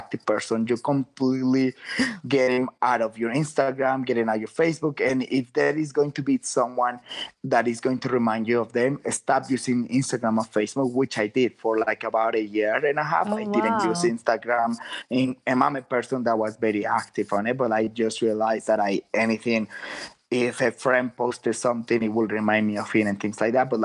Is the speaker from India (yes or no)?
no; Guadalajara, Jalisco, Mexico; now in San Francisco, United States; I'm from Guadalajara. I was living in San Francisco